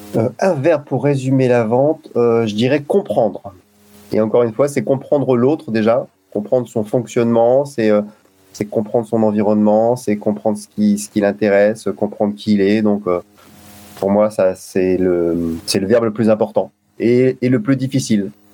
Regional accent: Lille, Hauts-de-France, France; now in Saint-Maur, France; j'habite Saint-Maur et je suis originaire de Lille

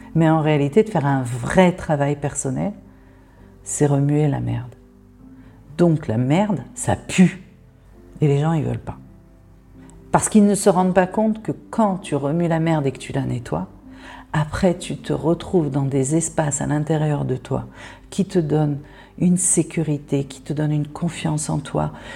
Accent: France; moved away as an adult; now in Israel; j'habite en Israël, je suis née en France, j'ai vécu 19 euh, ans en France

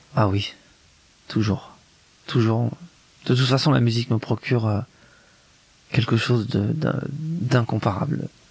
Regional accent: Grenoble, Auvergne-Rhône-Alpes, France; c'est un, milieu provincial, il est de Lyon, moi je suis de Grenoble

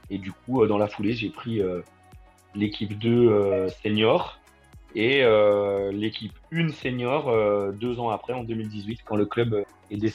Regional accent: Bourgogne-Franche-Comté, France; d'abord en Franche-Comté, parce que je suis originaire de Franche-Comté où j'ai joué de débutant à, à U19 euh, dans un club

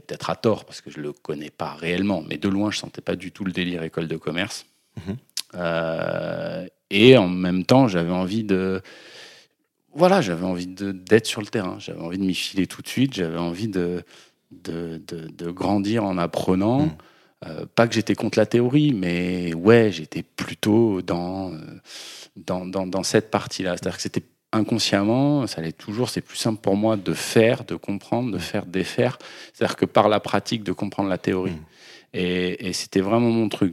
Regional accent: Lyon, Auvergne-Rhône-Alpes, France; moved away as an adult; also born or lived in Bordeaux; je suis né à Lyon

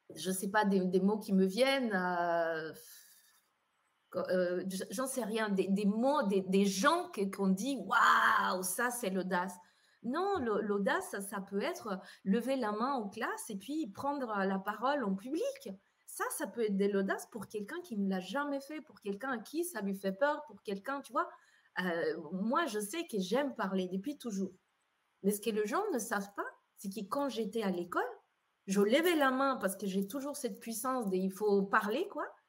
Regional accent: Colombia; moved away as an adult; now in Geneva, Switzerland; je suis née en Colombie, donc j'ai vécu 18 ans en Colombie, arrivée en Suisse à l'âge des 18 ans

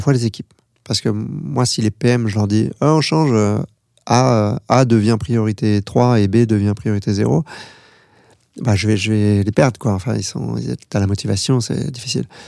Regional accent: France; moi je suis français

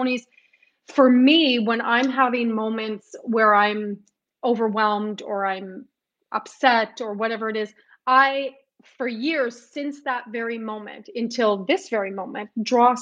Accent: Winnipeg, Manitoba, Canada; also born or lived in Montreal; I decided to come back home to Winnipeg. So when I came back home to Winnipeg

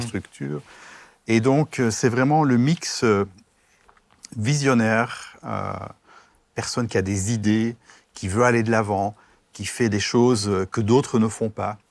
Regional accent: Brussels, Brussels-Capital Region, Belgium; moved away as an adult; now in Strasbourg, France; je viens de Bruxelles

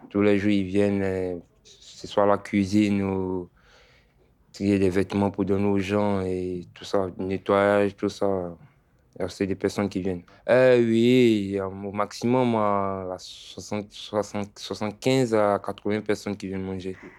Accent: Côte d’Ivoire; also born or lived in Italy / Paris; now in Bordeaux, France; j'ai quitté la Côte d'Ivoire depuis 2017

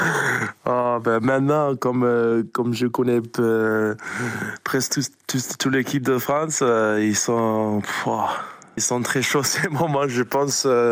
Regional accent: New Zealand; French is a second language; l'All Black, c'est le, cri de notre pays

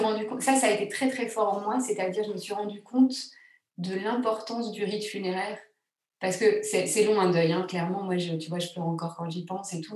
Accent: Grenoble, Auvergne-Rhône-Alpes, France; Je suis née à Grenoble, moi.

